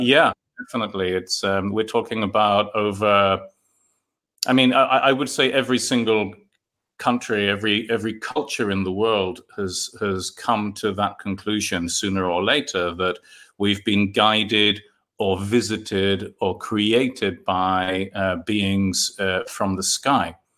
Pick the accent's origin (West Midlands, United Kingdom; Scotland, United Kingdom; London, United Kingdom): London, United Kingdom; moved away; I collected Marvel comics in London. I'm from London originally.